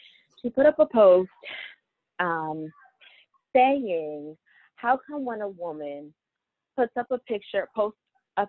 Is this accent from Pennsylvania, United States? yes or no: yes; Philadelphia, Pennsylvania, United States; I am actually born and raised in Philadelphia.